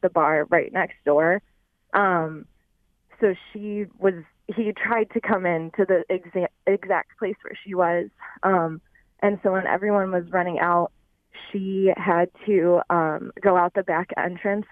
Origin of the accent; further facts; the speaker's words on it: Columbus, Ohio, United States; moved away as an adult; now in Royal Oak, United States; I'm actually from Ohio. I grew up in Columbus and moved to Michigan a couple years ago